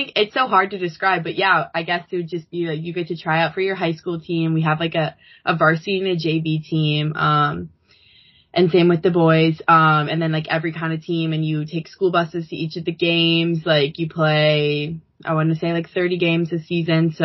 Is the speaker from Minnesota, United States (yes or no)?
yes; Edina, Minnesota, United States; I'm from Edina